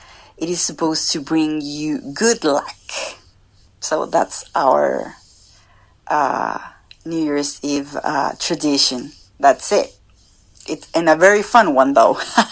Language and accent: English; Chile; from Chile